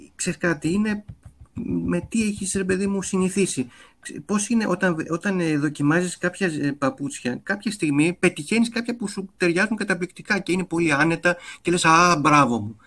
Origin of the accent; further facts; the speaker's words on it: Athens, Attica, Greece; also born or lived in Voula / Glyfada; εγώ έχω μεγαλώσει και στο κέντρο της Αθήνας